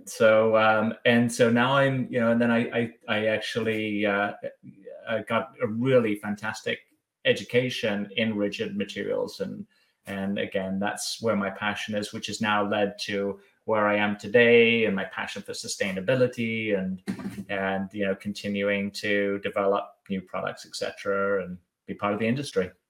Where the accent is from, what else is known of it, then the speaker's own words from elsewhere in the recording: Bath, South West England, United Kingdom; moved away as an adult; also born or lived in Germany / France / Brussels; now in United States; I was born born and raised in Bath on the southwest, and then moved around. Was living in Germany for a year or two, and then France and uh, Brussels before okay. coming to the States.